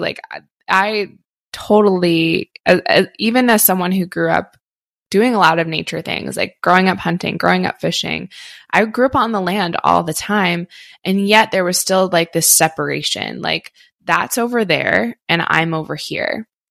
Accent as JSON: {"language": "English", "area": "outside Philadelphia", "region": "Pennsylvania", "country": "United States", "tie": "born or raised there", "moved": "yes", "said": "I grew up on the East Coast, grew up in outside Philly, and we said you guys all the time"}